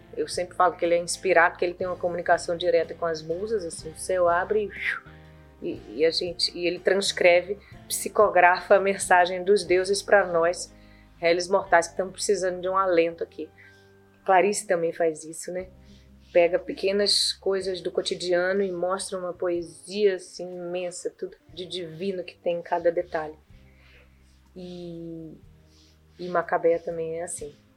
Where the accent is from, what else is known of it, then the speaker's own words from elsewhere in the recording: Northeast Brazil, Brazil; now in São Paulo, Brazil; eu me identifico nesse lugar de sou nordestina, né? Eu sou retirante